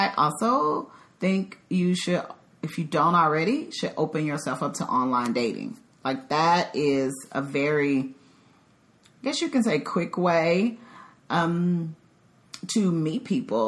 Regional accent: Dallas, Texas, United States; moved away as an adult; also born or lived in Chicago; now in Dallas, United States; I'm originally from the Dallas-Fort Worth area, but I have been gone for 10 years because I lived in Chicago for a little over a decade

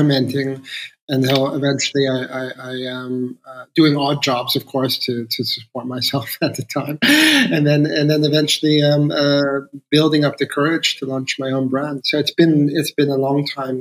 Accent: Toronto, Ontario, Canada; moved away as an adult; also born or lived in London; now in Netherlands; I grew up in Toronto, Canada, and I found Toronto to be really boring at the time

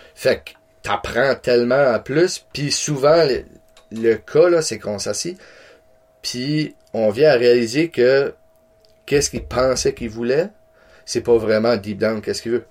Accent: Campbellton, New Brunswick, Canada; je viens de Camelton

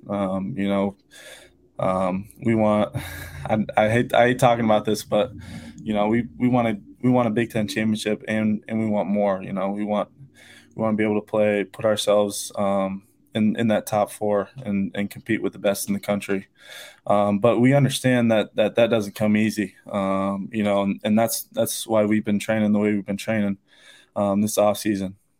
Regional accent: Odebolt, Iowa, United States; not many people know where Oldie Wolde, Iowa is. Um, but we got about nine hundred people in my town

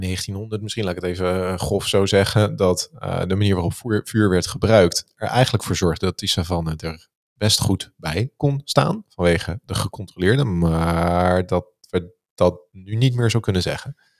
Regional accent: Netherlands; wij als Nederlanders

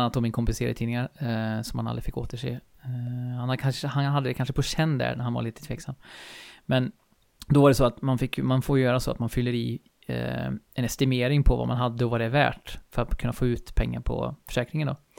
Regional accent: Skaraborg plain, Västra Götaland, Sweden; jag är uppväxt här i, på Slätta i Skaraborg eh, och bor ju här nu igen i Falköping.

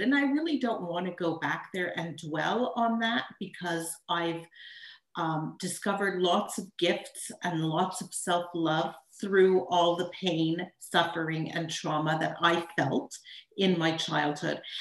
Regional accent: Montreal, Quebec, Canada; also born or lived in Tucson, Arizona; I'm from Montreal, Canada

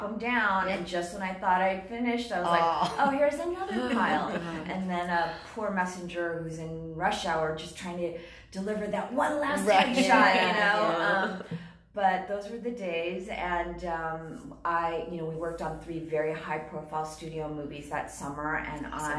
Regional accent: Los Angeles, California, United States; I was born and raised in Los Angeles

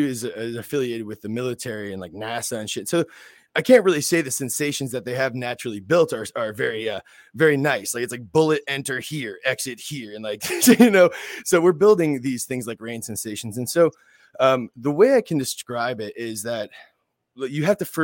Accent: West Palm Beach, Florida, United States; I'm from West Palm Beach, Florida. I grew up here in South Florida

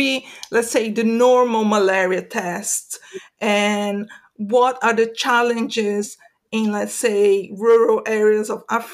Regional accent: Brazil; moved away; I'm from Brazil originally

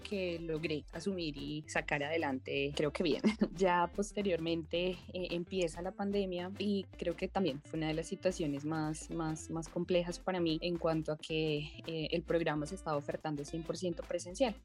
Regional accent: Bogotá, Colombia; Yo nací en la ciudad de Bogotá

